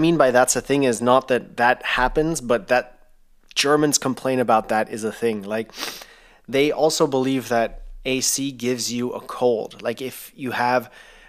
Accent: Thailand; growing up in Thailand, you obviously have ACs in every single room

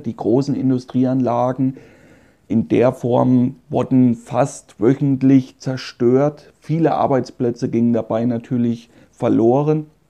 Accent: Meiningen, Thuringia, Germany; Da wurde ich geboren in Meiningen. Das ist eine kleine Stadt in Südthüringen

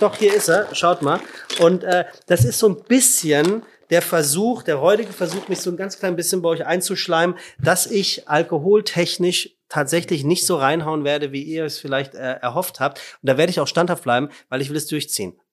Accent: Frankfurt, Hesse, Germany; ich bin ja Frankfurter

